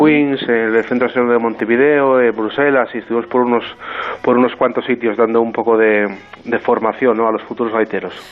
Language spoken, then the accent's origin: Spanish; Perlora, Asturias, Spain; first language Asturian; Spanish is a second language; yo soy de Perlora, de un, de un pueblo de, del concejo costero de, Carreño